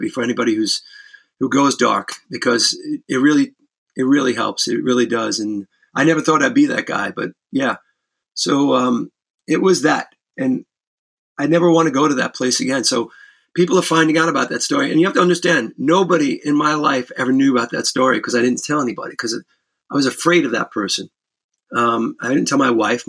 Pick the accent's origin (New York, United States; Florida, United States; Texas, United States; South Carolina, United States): New York, United States; New York City; I grew up in the Bronx